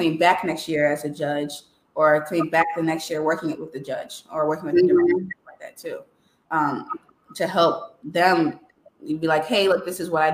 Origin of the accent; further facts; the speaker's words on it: Chicago, Illinois, United States; I was born in Southside Chicago and then moved to the suburbs.